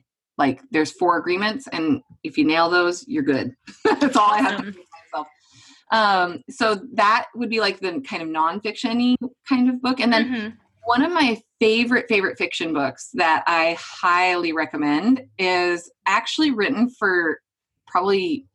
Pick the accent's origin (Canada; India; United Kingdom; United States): United States; Western Montana; moved away as an adult; now in Oregon, United States; I'm from Western Montana and I love visiting home